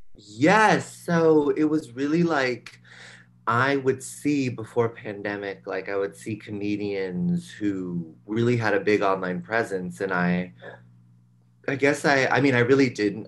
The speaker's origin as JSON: {"language": "English", "town": "San Rafael", "region": "California", "country": "United States", "tie": "born or raised there", "also_born_or_lived": "New York", "moved": "as an adult", "said": "I'm from a suburb outside of San Francisco called San Rafael, and um, I um, I grew up there, and then I moved to New York for college"}